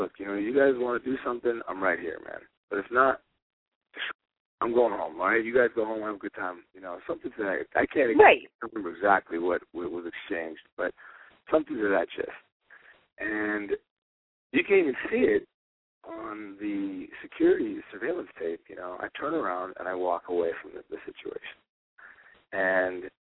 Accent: Las Vegas, Nevada, United States; I'm born and raised in Las Vegas

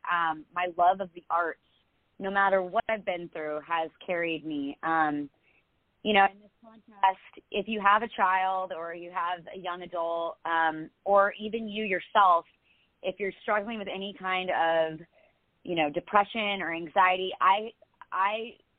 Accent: New Jersey, United States; born there; also born or lived in Dallas / Houston / Dana Point; I mean, I had moved around a lot, so I was born in New Jersey. I'd lived in Dallas, Houston, and then Dana Point.

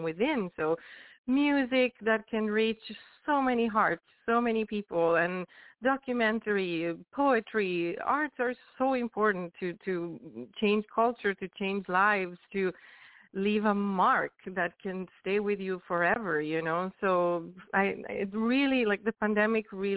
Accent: Venice, Veneto, Italy; moved away as an adult; also born or lived in Barcelona, Spain; I started, you know, doing music since I was very, very young back in Italy. I'm Italian, I'm from Venice

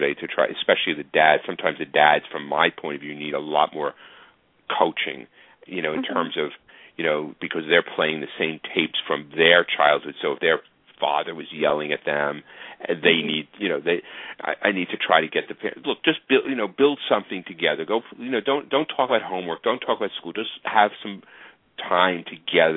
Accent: New York City, New York, United States; my hometown of Staten Island, New York

